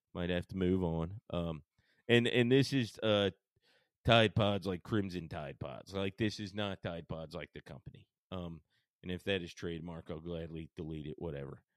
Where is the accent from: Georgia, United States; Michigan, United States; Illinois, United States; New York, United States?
Georgia, United States; Paulding County; moved away as an adult; also born or lived in Marietta, Georgia / Atlanta, Georgia; now in Nashville, United States; I'm actually born in Marietta and spent the the large majority of my life even further out than that in a place called Paulding County